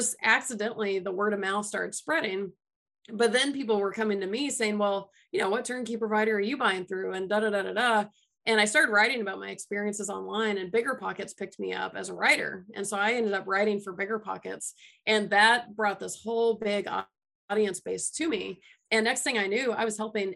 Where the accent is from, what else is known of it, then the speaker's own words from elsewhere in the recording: Atlanta, Georgia, United States; moved away; I'm from Atlanta originally